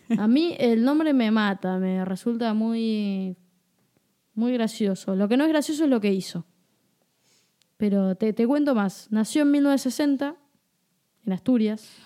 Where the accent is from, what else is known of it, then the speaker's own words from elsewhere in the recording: Buenos Aires, Argentina; yo nací en Flores. Este es uno de los barrios porteños de la ciudad de Buenos Aires.